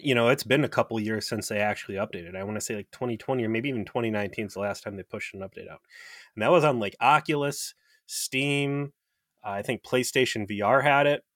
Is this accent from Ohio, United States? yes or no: yes; South Euclid, Ohio, United States; right next to my hometown, um, 'cause I'm from South Euclid, Ohio